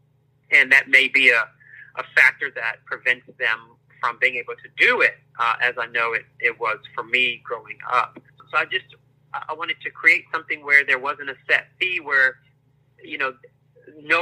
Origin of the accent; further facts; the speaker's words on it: Prince George's County, Maryland, United States; moved away as an adult; also born or lived in North Carolina; now in Los Angeles, United States; I am originally from Maryland, Prince George's County, Maryland, just outside of Washington, D.C. That's where I grew up